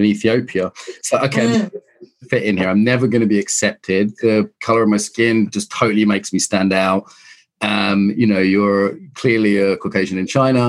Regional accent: Ireland; I'm Irish

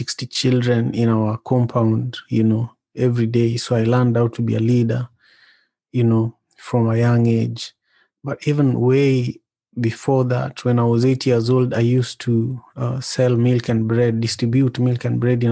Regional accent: Kisumu, Kisumu County, Kenya; now in Seattle, United States; I was born and raised in Kisumu. Kisumu is the third largest city in Kenya

